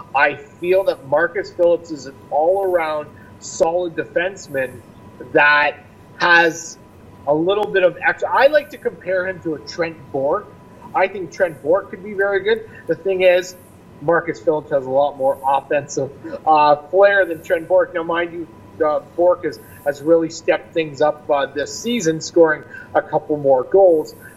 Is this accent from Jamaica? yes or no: no; Niagara region, Ontario, Canada; I grew up in the Niagara region, born and raised